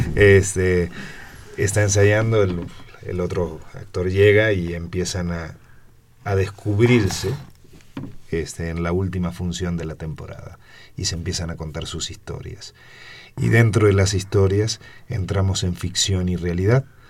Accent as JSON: {"language": "Spanish", "region": "Buenos Aires Province", "country": "Argentina", "moved": "as an adult", "lives_now": "Mexico", "said": "yo soy mexicano por adopción. O sea, mi origen, este, yo vengo de Argentina tengo casi 30 años aquí"}